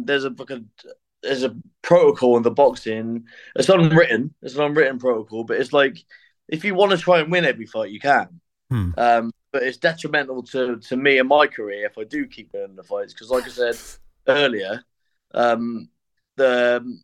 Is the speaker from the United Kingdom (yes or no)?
yes; Forest of Dean, South West England, United Kingdom; now in Bristol, United Kingdom; I'm from the Forest of Dean, but I reside in Bristol.